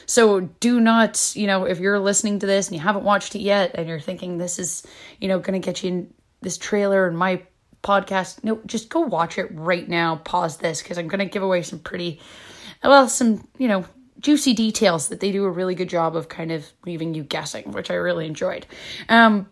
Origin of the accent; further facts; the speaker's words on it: Canada; moved away; I'm Canadian